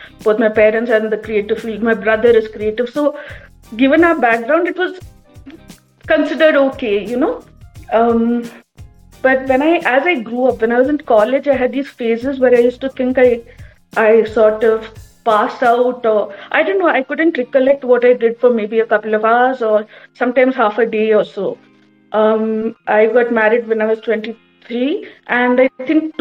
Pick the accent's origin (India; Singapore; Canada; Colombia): India; Kerala; I'm from Kerala